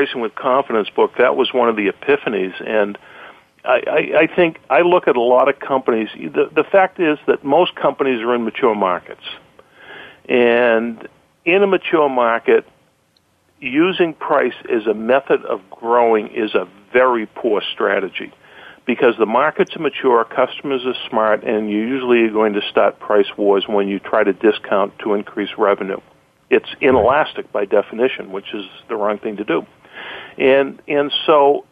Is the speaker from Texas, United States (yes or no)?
no; Boston, Massachusetts, United States; accent: Boston; my Boston accent